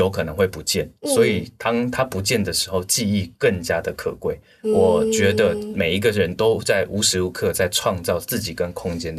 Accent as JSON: {"language": "Chinese", "region": "Tainan", "country": "Taiwan", "tie": "born or raised there", "moved": "yes", "lives_now": "Taipei, Taiwan", "said": "我是台南人。"}